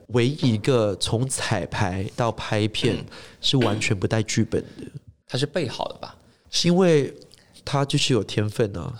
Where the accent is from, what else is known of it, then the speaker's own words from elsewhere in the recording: Singapore; first language English; Chinese is a second language; moved away as an adult; now in London, United Kingdom; 因为我是新加坡就是城市长大的嘛